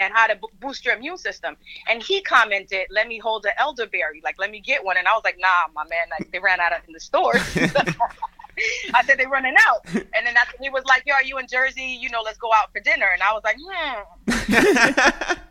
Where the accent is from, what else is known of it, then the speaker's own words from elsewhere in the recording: Dominican Republic; first language Spanish; English is a second language; I am Dominican. My first language was Spanish